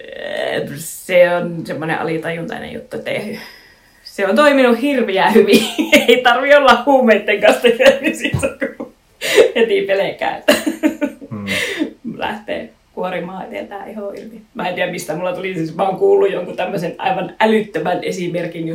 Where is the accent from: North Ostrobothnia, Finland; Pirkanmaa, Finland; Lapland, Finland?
North Ostrobothnia, Finland; Raahe; moved away; olen nuoruuteni asunut Raahessa